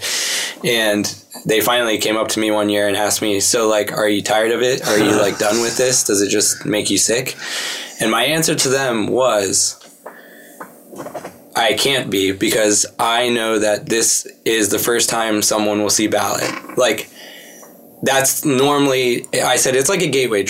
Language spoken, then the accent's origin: English; Pittsburgh, Pennsylvania, United States; I grew up in Pittsburgh